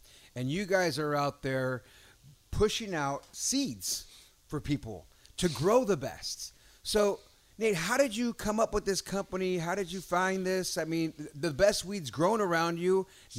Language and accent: English; San Jose, California, United States; I'm from the Bay Area, folks, born and raised in San Jose.